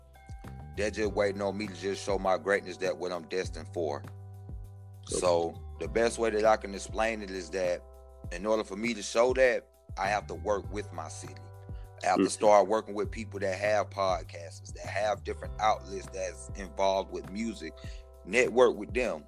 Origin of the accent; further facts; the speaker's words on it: Warner Robins, Georgia, United States; I'm from Warner Robins